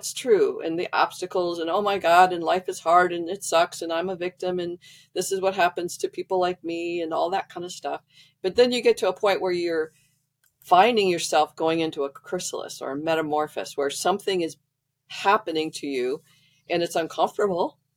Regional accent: Midwest, United States; I grew up in the Midwest

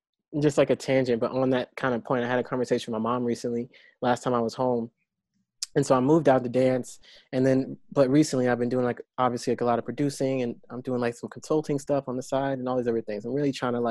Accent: North Carolina, United States; now in Los Angeles, United States; I'm from North Carolina

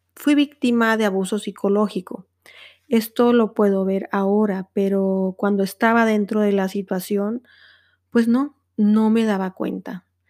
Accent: Mexico; moved away as an adult; now in Netherlands; soy una mexicana a quien el amor la trajo a los Países Bajos

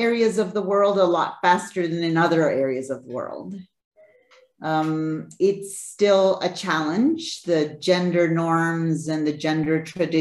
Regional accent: Bolivia; moved away; I'm originally from Bolivia. So Bolivia, we're a mining country, right? I was brought up in the mining sector

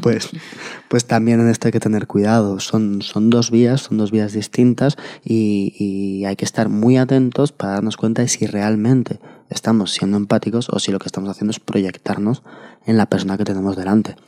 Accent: Madrid, Community of Madrid, Spain; Nosotros somos de Madrid

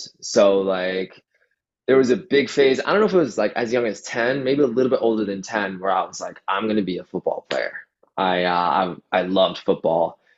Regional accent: Toronto, Ontario, Canada; just like technically inside of Toronto, like right at the border where Toronto ends, like just before it ends, at Steeles, that's where I grew up

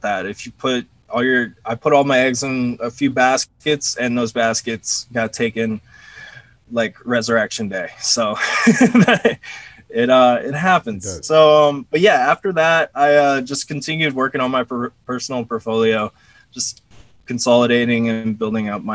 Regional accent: Orlando, Florida, United States; I grew up in Orlando, Florida

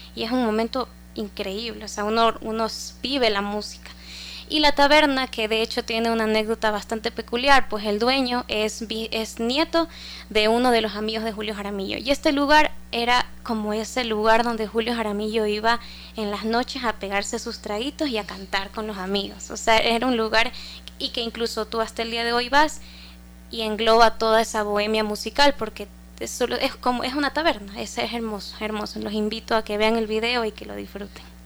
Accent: Guayaquil, Guayas, Ecuador; soy cantora de Guayaquil

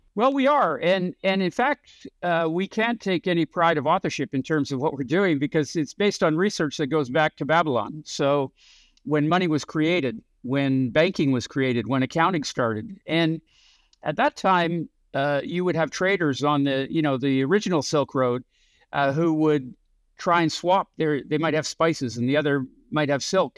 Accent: Canada; moved away as an adult; also born or lived in San Francisco; I grew up in Canada

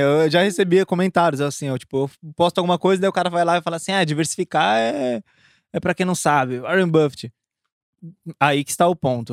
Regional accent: São Paulo, Brazil; now in Goiânia, Brazil; Que eu tô morando em Goiânia, sou de São Paulo

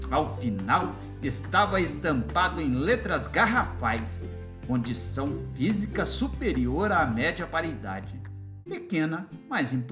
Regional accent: Águas da Prata, São Paulo, Brazil; confesso, estou com saudades da roça. Sou de Águas

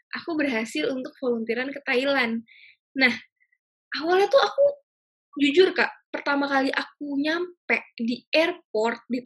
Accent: Jakarta, Indonesia; Contoh nih, aku kan orang Jakarta.

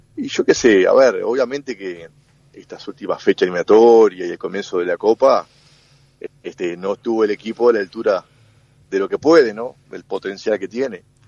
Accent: Uruguay; also born or lived in Montevideo; los uruguayos

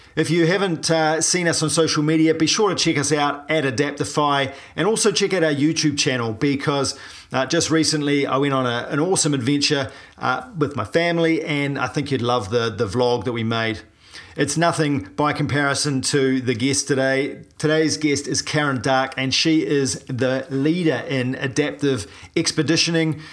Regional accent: New Zealand; a paraplegic from New Zealand

